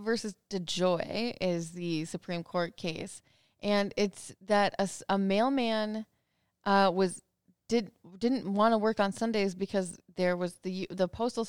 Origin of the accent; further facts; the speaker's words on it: Minnesota, United States; I grew up in the Canadian border of Minnesota.